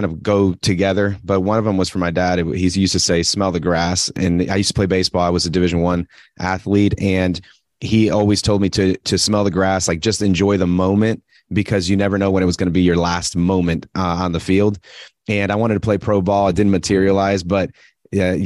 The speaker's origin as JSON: {"language": "English", "country": "Puerto Rico", "moved": "yes", "lives_now": "Atlanta, United States", "said": "I'm from Puerto Rico originally"}